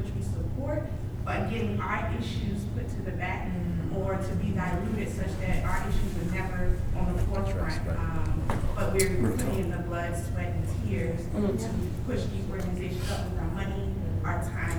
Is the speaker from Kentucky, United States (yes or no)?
no; Philadelphia, Pennsylvania, United States; now in Houston, United States; I'm from Philadelphia